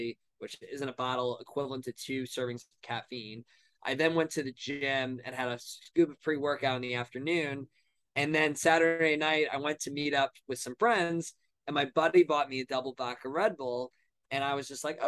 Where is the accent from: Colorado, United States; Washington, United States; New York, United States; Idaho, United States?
New York, United States; Long Island; also born or lived in Ohio; now in New York City, United States; I'm originally from Long Island, New York, 25 years old, currently now living in New York City